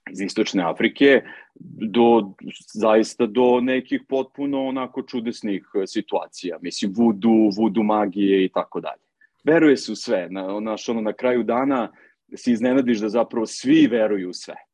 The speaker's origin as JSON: {"language": "Croatian", "country": "Serbia", "moved": "as an adult", "lives_now": "Seychelles", "said": "Ja sam, ja sam otišao iz Srbije avanture radi."}